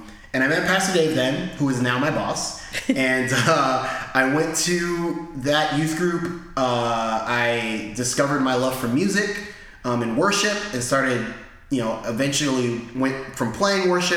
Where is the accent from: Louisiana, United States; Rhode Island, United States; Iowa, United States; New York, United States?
Rhode Island, United States; also born or lived in Maryland; But I was born and raised in Rhode Island. I moved to Maryland for 8 years.